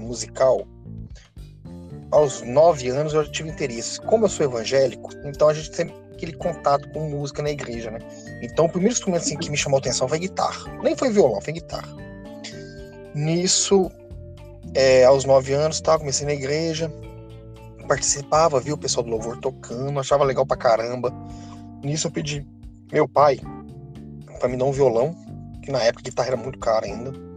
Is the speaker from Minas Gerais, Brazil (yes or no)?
yes; Itaúna, Minas Gerais, Brazil; eu sou de Itaúna, Minas Gerais, uma cidade pertinho de Belo Horizonte.